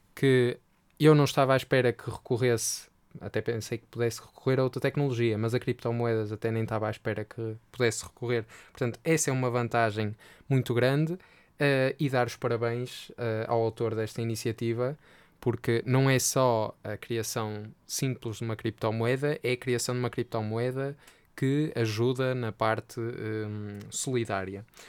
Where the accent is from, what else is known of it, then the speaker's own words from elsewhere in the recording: Portugal; also born or lived in north of Portugal; eu, enquanto português